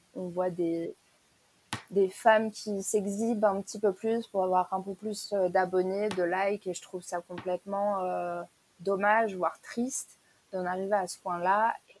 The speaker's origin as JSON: {"language": "French", "country": "France", "said": "je suis française"}